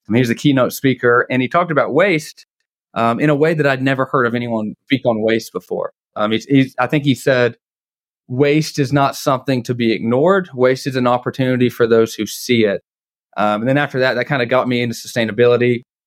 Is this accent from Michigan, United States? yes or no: no; Dalton, Georgia, United States; moved away as an adult; also born or lived in Pike County, Kentucky; now in Atlanta, United States; I grew up in Dalton, Georgia